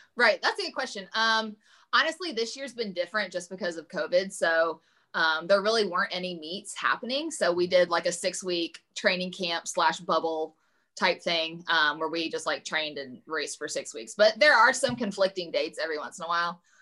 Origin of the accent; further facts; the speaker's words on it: Evansville, Indiana, United States; commuting to evansville my hometown